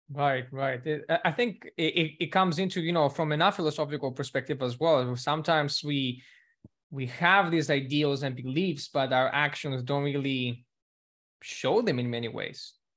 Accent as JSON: {"language": "English", "country": "Greece", "tie": "born or raised there", "second_language": "English", "moved": "yes", "lives_now": "United States", "said": "growing up in Greece"}